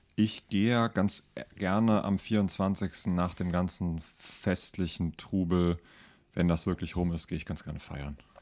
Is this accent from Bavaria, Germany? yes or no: no; Rüsselsheim, Hesse, Germany; now in Mainz, Germany; ich bin ja in Rüsselsheim zur Schule gegangen